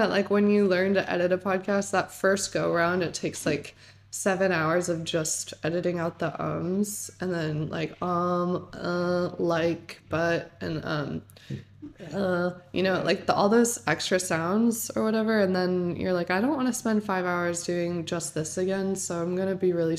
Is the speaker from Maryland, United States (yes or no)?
no; Weston, Connecticut, United States; also born or lived in Manhattan; I was born in Manhattan, moved to Weston, Connecticut, which is just such a small place